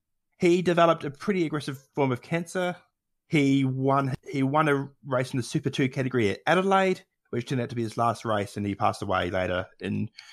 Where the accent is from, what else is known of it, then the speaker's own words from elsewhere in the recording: New Zealand; now in Australia; being a Kiwi in Australia and growing up in New Zealand